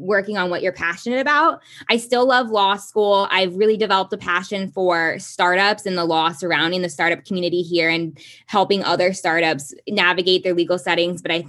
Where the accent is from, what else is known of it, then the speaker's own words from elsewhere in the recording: Kansas, United States; I grew up in Kansas